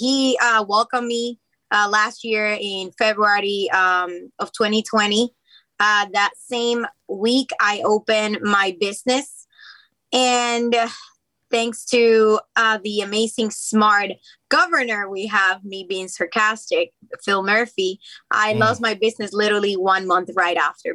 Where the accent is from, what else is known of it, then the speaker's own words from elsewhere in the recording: Puerto Rico; first language Spanish; English is a second language; moved away as an adult; also born or lived in United States; now in New Jersey, United States; Spanish is my first language. I was born in the United States, raised in Puerto Rico. And yes, that's the reason why I have an accent.